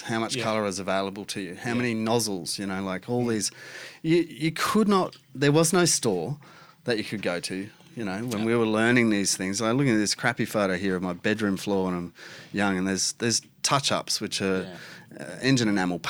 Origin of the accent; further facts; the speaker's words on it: Australia; We're all Australian. We like to shorten things as sweet as possible.